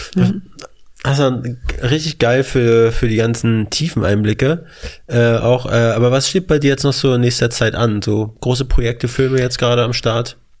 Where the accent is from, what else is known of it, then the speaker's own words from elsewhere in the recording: Mecklenburg-Vorpommern, Germany; also born or lived in Weißensee, Berlin; now in Berlin, Germany; wir kommen aus MacPom